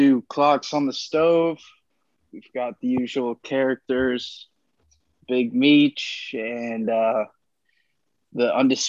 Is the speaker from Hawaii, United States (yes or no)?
no; Connecticut, United States; born or raised there